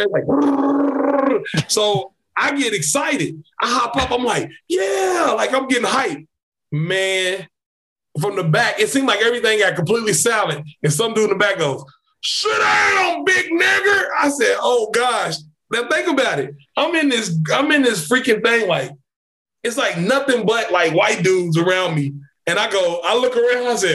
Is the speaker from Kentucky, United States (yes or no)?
yes; Kentucky, United States; I'm from Kentucky.